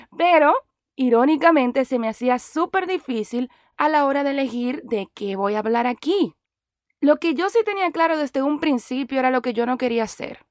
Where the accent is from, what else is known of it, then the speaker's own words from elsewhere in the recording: Dominican Republic; moved away as an adult; now in Miami, United States; soy actriz dominicana